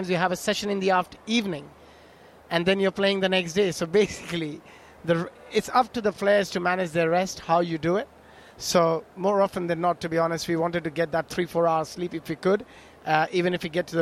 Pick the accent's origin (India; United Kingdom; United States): India; when we grew up in India playing under-16 cricket, I'm talking state level, county level, under-16